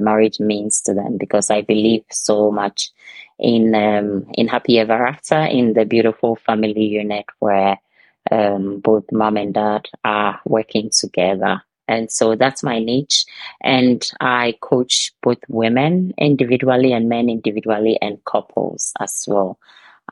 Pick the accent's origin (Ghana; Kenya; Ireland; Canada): Ghana; now in Denmark; I'm originally from Ghana, but I live in Denmark and have lived here for almost 2 decades